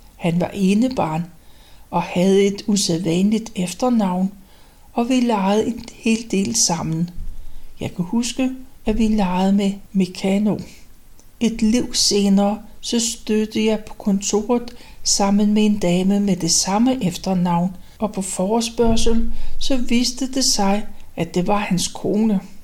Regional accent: Copenhagen, Capital Region of Denmark, Denmark; Rysgade 43, som er det tidligste sted, jeg kan huske, for der flyttede vi ind, da jeg var vel omkring tre år gammel i 1932. Og det forblev mit barndomshjem

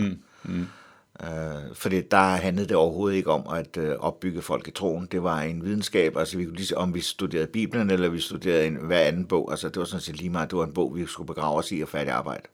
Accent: Helsingør, Capital Region of Denmark, Denmark; Jeg voksede op i Helsingør

